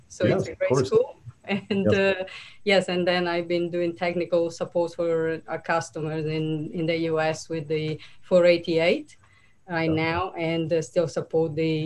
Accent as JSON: {"language": "English", "country": "Italy", "tie": "born or raised there", "moved": "yes", "said": "I was born and raised in Italy"}